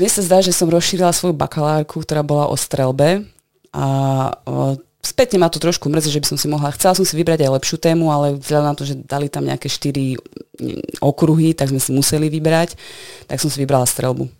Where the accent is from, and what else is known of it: Košice, Košice Region, Slovakia; born or raised there; also born or lived in Netherlands